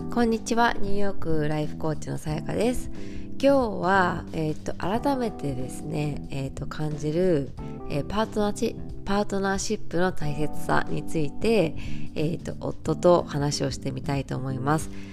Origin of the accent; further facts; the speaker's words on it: Japan; 私はやっぱりさその日本で育って商社マンを見てきたから